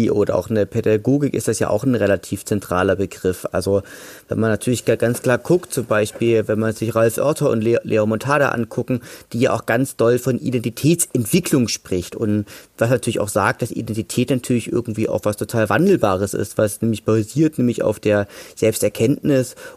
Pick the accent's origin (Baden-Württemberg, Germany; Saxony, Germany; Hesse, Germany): Saxony, Germany; Leipzig; now in Dresden, Germany; ich bin Sachse, ich bin, Le ich bin Leipziger, ich bin ja jetzt aber auch Dresdner